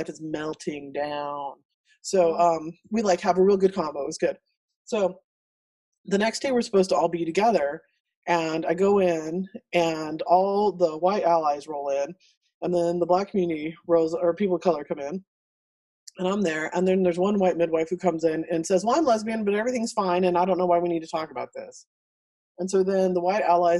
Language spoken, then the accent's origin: English; El Paso, Texas, United States; I grew up in El Paso, so I'm better off talking to my neighbors in my terrible Spanish